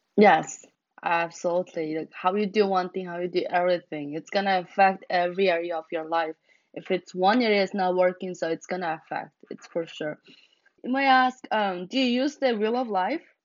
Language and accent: English; Mongolia; now in United States; growing up in Mongolia and coming to America